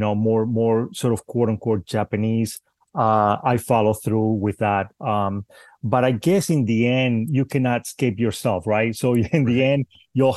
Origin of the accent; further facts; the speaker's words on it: Spain; also born or lived in Cuba; now in United States; I'm Cuban and I grew up in Spain, and again I've been in the United States for quite a while now, but mainly I grew up in Spain